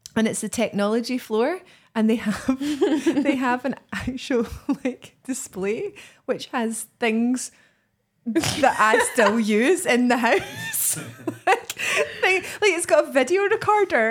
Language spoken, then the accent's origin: English; Greenock, Scotland, United Kingdom; my hometown of, of Greenock